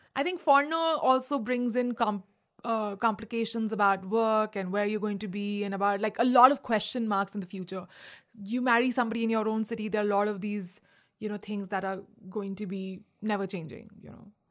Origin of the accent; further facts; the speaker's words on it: India; moved away; also born or lived in Agra / Delhi / Mumbai; I'm also Indian